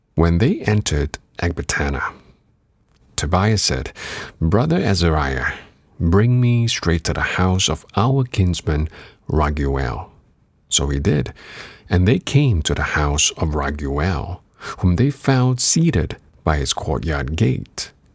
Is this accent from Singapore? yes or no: yes; Singapore; moved away; also born or lived in Canada; I was an active kid growing up in Singapore before moving on to Canada